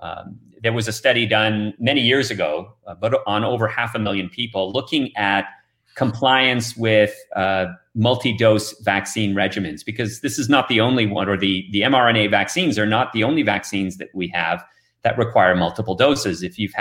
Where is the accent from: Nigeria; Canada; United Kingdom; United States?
Canada; moved away as an adult; But I came here from Canada 21 years ago, and there's a reason I'm still here.